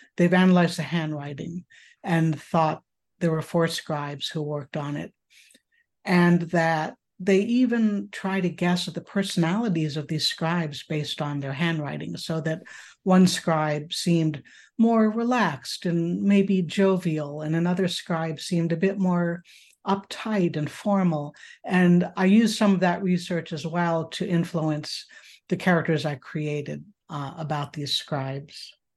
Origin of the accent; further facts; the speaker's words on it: upstate New York, United States; now in Chicago, United States; I was raised in upstate New York, actually, in a more rural area